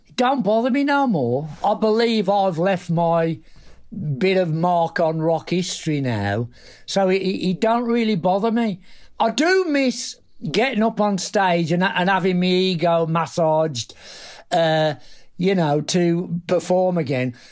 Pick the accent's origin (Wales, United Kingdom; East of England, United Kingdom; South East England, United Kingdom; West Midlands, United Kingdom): West Midlands, United Kingdom; Black Country; I was from the black country in the Midlands, Warsaw.